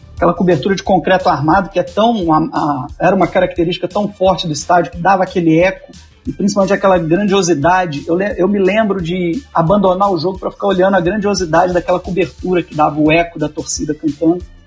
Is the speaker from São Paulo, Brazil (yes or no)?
no; Juiz de Fora, Minas Gerais, Brazil; moved away; also born or lived in Rio de Janeiro; Eu sou mineiro de Juiz de Fora